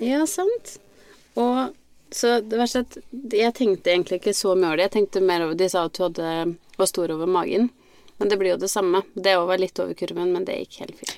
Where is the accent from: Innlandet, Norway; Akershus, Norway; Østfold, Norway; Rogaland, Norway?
Innlandet, Norway; Biri; moved away; vært eh, hjemme på Biri